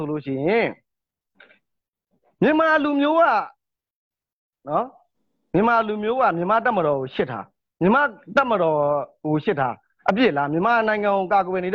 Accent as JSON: {"language": "Burmese", "country": "Myanmar"}